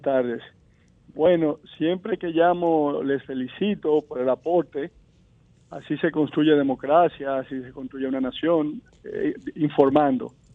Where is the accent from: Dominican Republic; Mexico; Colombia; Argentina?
Dominican Republic; yo como dominicano